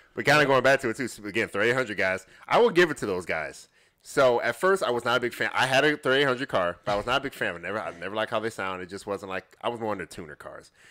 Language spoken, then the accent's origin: English; Chicago, Illinois, United States; moved away; I'm originally from the Chicagoland area.